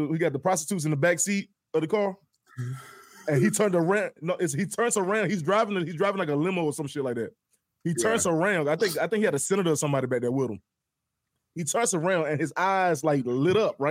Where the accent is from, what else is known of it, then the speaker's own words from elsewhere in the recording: the South, United States; we're from the South